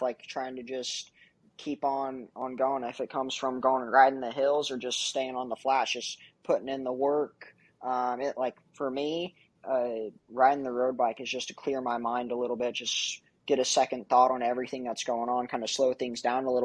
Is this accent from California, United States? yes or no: yes; California, United States; moved away as an adult; now in Kansas City, United States; I've lived in California my whole life.